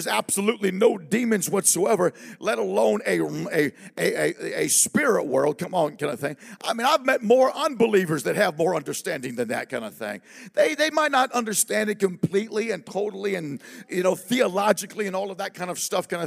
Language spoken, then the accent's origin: English; Southern California, United States; I'm from Southern California